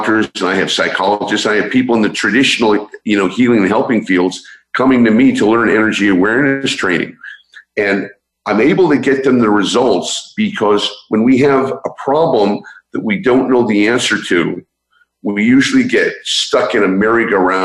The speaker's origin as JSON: {"language": "English", "town": "San Francisco", "region": "California", "country": "United States", "said": "I'm originally from San Francisco"}